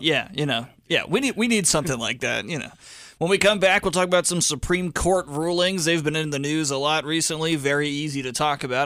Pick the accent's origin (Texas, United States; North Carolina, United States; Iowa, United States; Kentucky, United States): North Carolina, United States; Charlotte; I grew up in Charlotte